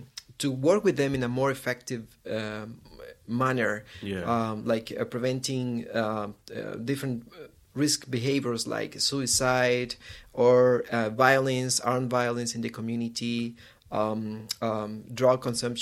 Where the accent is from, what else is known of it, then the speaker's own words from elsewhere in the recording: Guatemala; I am from Guatemala. This is a small country, very near to Mexico in Latin America. And I'm working there. I'm living there in Guatemala.